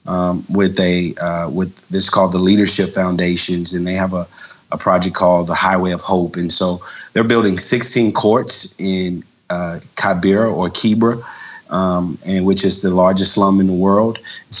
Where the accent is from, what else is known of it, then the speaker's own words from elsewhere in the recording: Jackson, Mississippi, United States; now in Lawrenceville, United States; I'm originally from Jackson, Mississippi